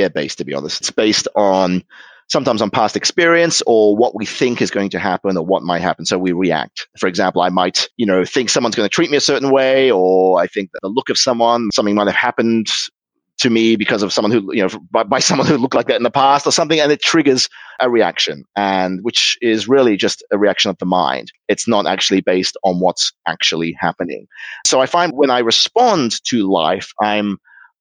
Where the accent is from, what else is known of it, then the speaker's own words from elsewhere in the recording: Sydney, New South Wales, Australia; moved away as an adult; also born or lived in Germany / Liverpool, United Kingdom; now in Tokyo, Japan; I spent the first 8 years of my life in Liverpool, where my mother's from. So I had a real Scouse accent, which I quickly lost when the family moved to Australia when I was eight. And so I became Australian.